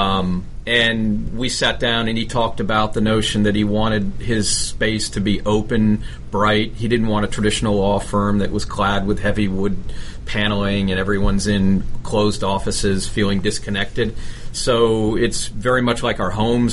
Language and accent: English; South Florida, United States; I grew up in South Florida